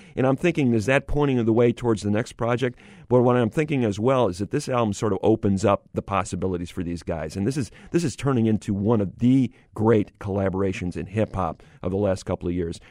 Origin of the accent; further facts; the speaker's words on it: Syracuse, New York, United States; I grew up in Syracuse, New York